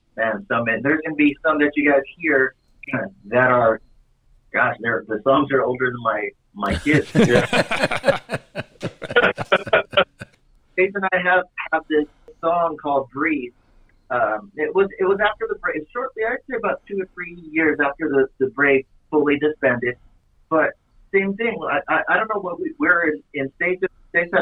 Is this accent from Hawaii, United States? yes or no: yes; Hawaii, United States; I'm born and raised in Hawaii